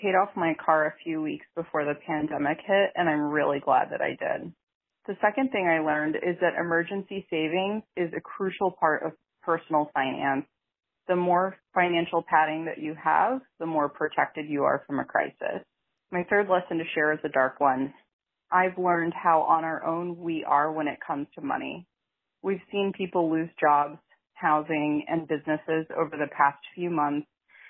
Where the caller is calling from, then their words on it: Boston, Massachusetts, United States; Hi, Sean. This is …. I'm hailing from Boston with my three money lessons I've learned over the past year.